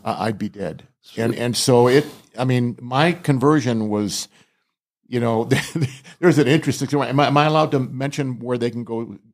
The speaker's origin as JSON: {"language": "English", "region": "Southern California", "country": "United States", "tie": "born or raised there", "also_born_or_lived": "Rhode Island", "said": "we moved from Rhode Island to Southern California when I was only eight, eight years old"}